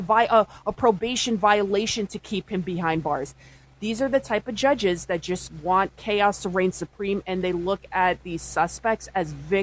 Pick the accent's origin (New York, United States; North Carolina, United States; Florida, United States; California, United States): New York, United States; New York City; I'm from the Bronx.